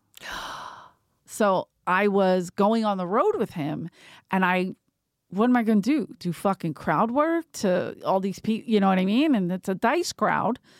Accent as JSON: {"language": "English", "town": "Philadelphia", "region": "Pennsylvania", "country": "United States", "said": "I'm from Philly"}